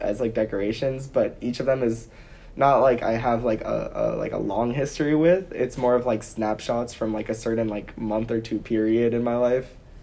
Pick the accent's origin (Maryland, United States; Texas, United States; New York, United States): New York, United States; New York City; growing up in New York City